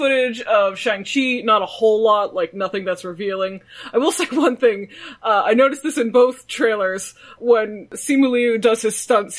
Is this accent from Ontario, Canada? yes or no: yes; Toronto, Ontario, Canada; this is what it was like growing up in Toronto with my Korean parents.